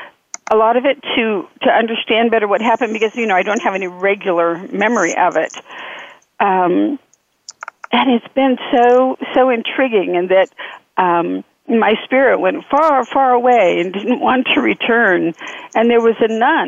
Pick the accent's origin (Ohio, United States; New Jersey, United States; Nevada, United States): Nevada, United States; also born or lived in California; we moved from California to Nevada. And Nevada is a unique kind of place, you know, because of the gambling, the alcohol, the very unique. And I was raised within the influence